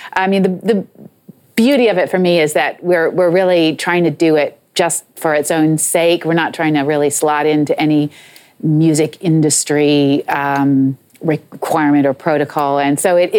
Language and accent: English; United States; moved away as an adult; now in England; I'm American